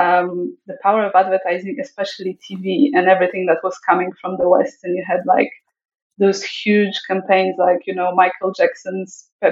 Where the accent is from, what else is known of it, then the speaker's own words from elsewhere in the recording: Poland; I was born in Poland just before the fall of communism, just a few years before.